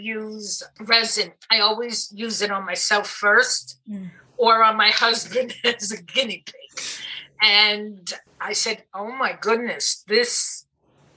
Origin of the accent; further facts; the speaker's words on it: New York City, New York, United States; moved away; also born or lived in New Jersey; I didn't grow up in New Jersey. I grew up in Brooklyn, and the accent is still there